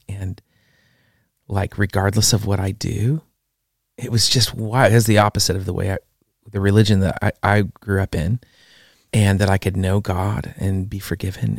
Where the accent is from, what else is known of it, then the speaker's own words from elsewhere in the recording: West Coast, United States; I grew up on the West Coast